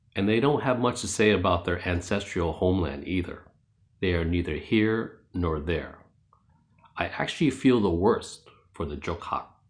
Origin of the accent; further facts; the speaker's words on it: New York City, New York, United States; I was born and raised in New York City. Back in the eighties, I lived in Jackson Heights, Queens.